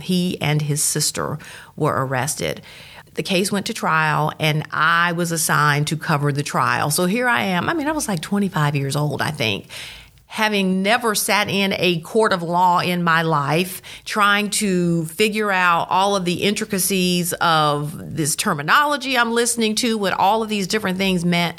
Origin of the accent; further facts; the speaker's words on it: Starkville, Mississippi, United States; I was born in Starkville, went through the Starkville School District